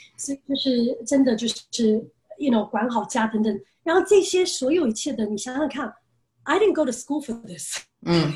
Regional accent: United States; moved away as an adult; also born or lived in Taiwan; now in China; 我六岁从台湾搬到美国，然后嗯。其实就在美国长大

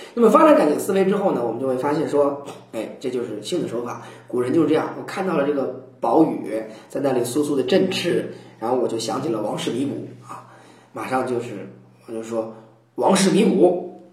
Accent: China; 我们中国人留下来一个习惯喊天啊

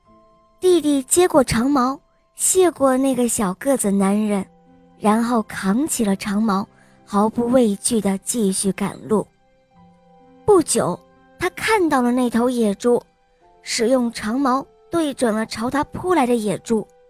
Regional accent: Beijing, China; 我快五岁了，我来自北京

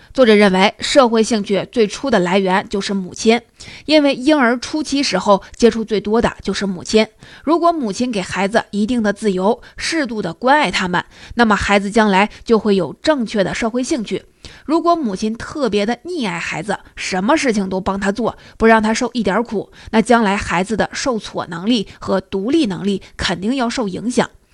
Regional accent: China; 我们中国人

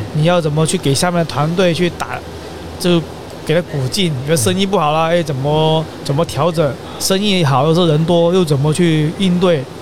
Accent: Guangdong, China; 其实我们华南这边就是广东这边

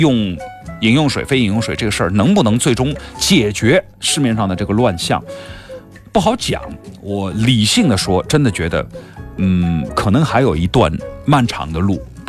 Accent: Guangdong, China; 作为一个广东人，外星鱼我没有吃过，你觉得合理吗？

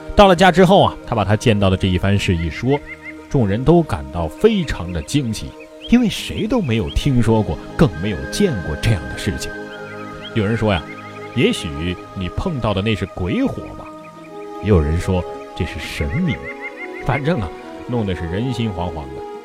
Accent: Hubei, China; 我的家乡湖北啊，可以说是一个有山有水的好地方

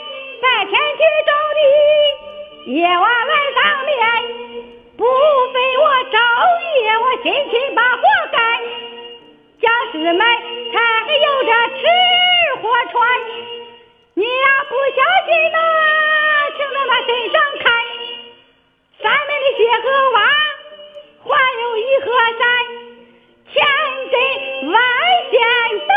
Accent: Shandong, China; now in Dalian, China; 我老家山东，离河南近。

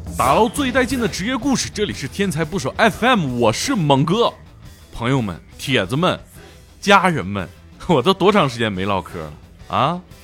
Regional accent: Shenyang, Liaoning, China; accent: Shenyang dialect; 用我们沈阳话

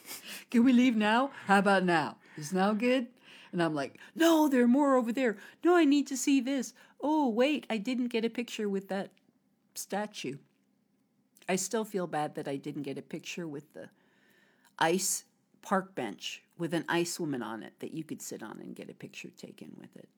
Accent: United States; now in China; from America

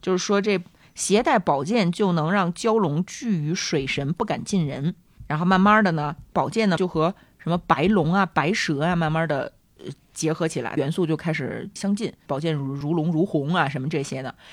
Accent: China; 我们中国人这么喜欢广播体操

